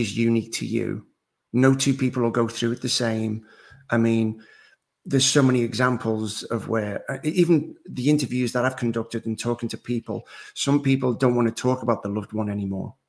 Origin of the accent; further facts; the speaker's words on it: Liverpool, North West England, United Kingdom; moved away as an adult; now in North Carolina, United States; I actually live in North Carolina in the United States. I'm originally from Liverpool, England, okay. and I've been in the States now 21 years